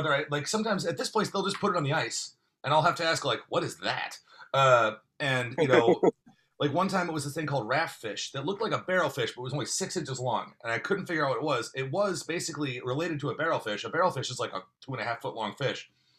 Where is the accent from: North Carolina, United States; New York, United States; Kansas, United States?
North Carolina, United States; I'm originally from North Carolina. I moved around a lot, but I'm originally from North Carolina.